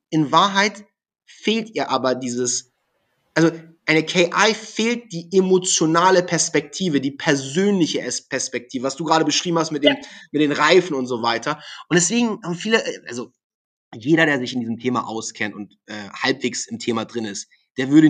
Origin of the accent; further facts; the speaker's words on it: Hamburg, Germany; Ich war ein SEO-Experte, ich komme aus Hamburg, war natürlich logisch, dass ich als SEO-Experte da auf Platz 1 will.